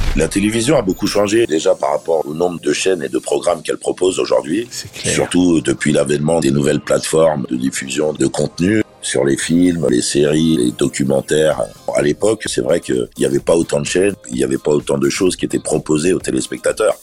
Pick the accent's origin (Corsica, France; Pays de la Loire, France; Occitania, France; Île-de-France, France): Île-de-France, France; Paris; je suis né à Paris